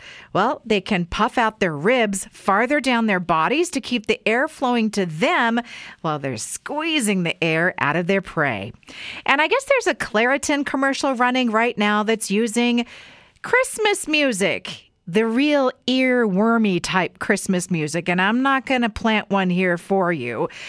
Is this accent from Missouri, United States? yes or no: no; Weiser, Idaho, United States; maybe this was just a thing growing up in Weezer, Idaho, but we used to leave our leftover pizza outside in the box overnight.